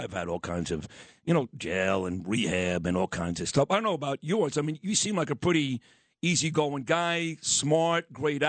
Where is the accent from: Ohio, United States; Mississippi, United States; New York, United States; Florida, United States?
New York, United States; I'm from East 22nd and Quentin.